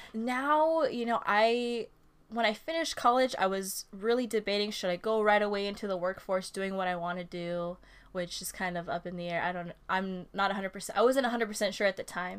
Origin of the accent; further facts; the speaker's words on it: Oxnard, California, United States; also born or lived in Oahu, Hawaii; I am an Oxnard native